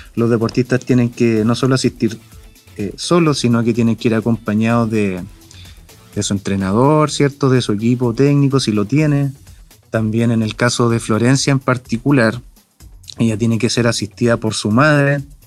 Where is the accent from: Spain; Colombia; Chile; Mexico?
Chile; also born or lived in Chillán, Ñuble; nuestro país